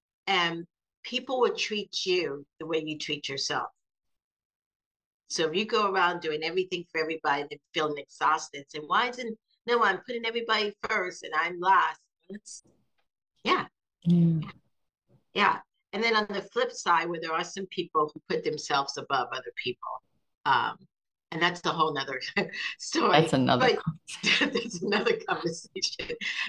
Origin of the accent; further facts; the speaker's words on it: South Carolina, United States; also born or lived in Seattle, Washington; now in Florida, United States; Grew up mostly in the South and South Carolina, but Florida is what I call home.